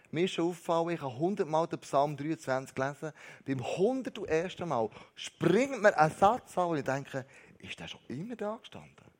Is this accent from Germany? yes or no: no; Switzerland; wir Schweizer